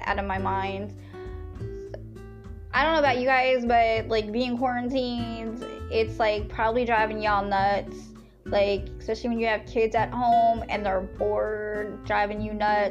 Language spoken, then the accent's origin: English; Lancaster, Pennsylvania, United States; I am definitely from Pennsylvania. Yes, where the Amish is, out there in the Lancaster